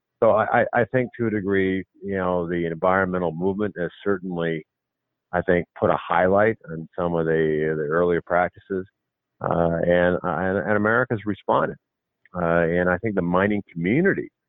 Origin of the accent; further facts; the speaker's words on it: Montana, United States; I'm from Montana